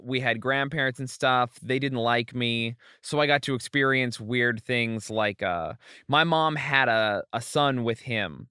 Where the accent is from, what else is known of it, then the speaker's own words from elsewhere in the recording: Utah, United States; also born or lived in Springfield, Oregon / California; I was born in Springfield, Oregon. I was raised partially in California and then mostly in Utah, in this tiny town in the middle of nowhere, Utah